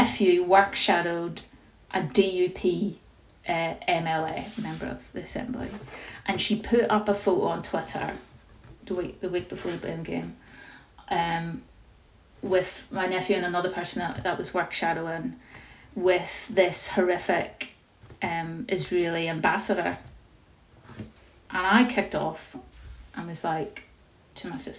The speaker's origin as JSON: {"language": "English", "region": "Northern Ireland", "country": "United Kingdom", "tie": "born or raised there"}